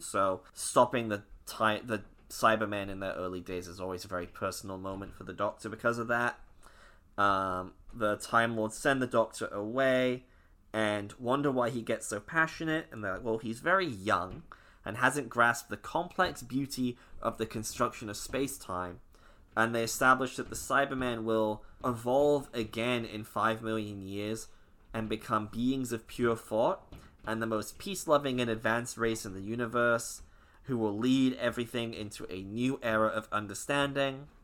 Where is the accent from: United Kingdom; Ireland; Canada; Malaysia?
United Kingdom; Scotland; I'm Scottish.